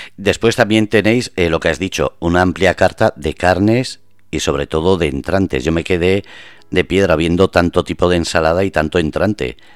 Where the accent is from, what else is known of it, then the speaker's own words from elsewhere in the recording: Basque Country, Spain; moved away as an adult; now in Murcia, Spain; yo soy vasco, llevo seis años aquí